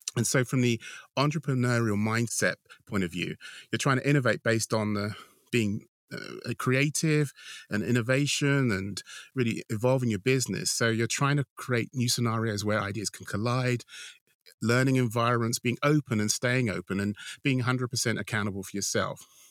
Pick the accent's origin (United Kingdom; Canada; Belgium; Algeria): United Kingdom; being British